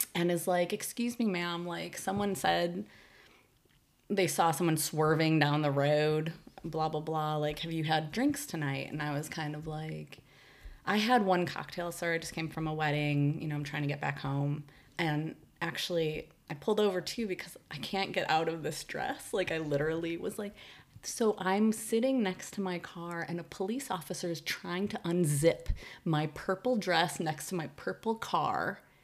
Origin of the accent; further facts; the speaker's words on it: Chicago, Illinois, United States; now in San Francisco Bay Area, United States; grew up in West Rogers Park